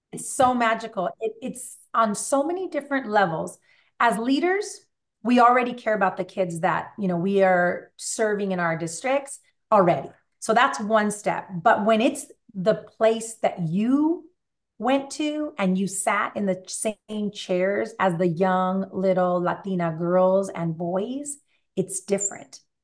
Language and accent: English; California, United States; I was born out here in, in California